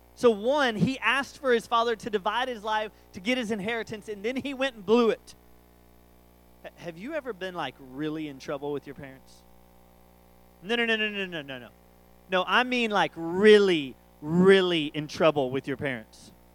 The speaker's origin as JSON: {"language": "English", "town": "College Station", "region": "Texas", "country": "United States", "tie": "born or raised there", "said": "I'm from Aggieland"}